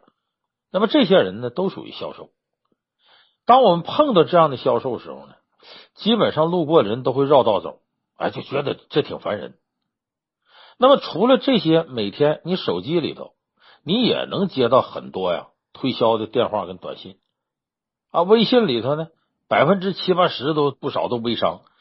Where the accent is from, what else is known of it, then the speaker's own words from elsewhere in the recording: Northeast China, China; 我们老家东北